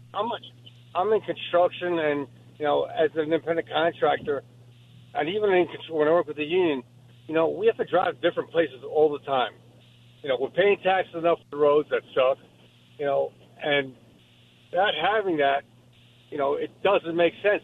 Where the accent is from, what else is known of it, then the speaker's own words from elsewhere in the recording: East Coast, United States; also born or lived in New York; now in Simi Valley, United States; I'm from the East Coast, so trains were cool because we, you know, we worked in Manhattan or you know on the island